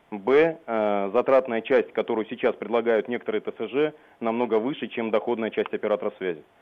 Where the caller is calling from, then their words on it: Moscow, Russia; я из Москвы вам звоню